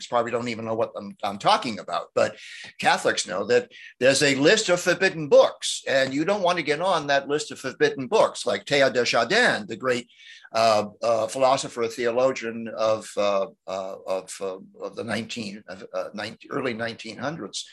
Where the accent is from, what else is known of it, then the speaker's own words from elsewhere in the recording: Salem, Massachusetts, United States; moved away as an adult; also born or lived in Santa Barbara, California; I was born in Salem, Massachusetts